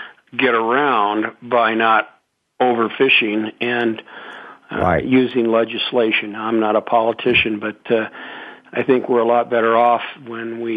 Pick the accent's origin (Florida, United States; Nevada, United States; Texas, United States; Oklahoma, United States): Nevada, United States; Carson City; I was a teenager growing up in Carson City, Nevada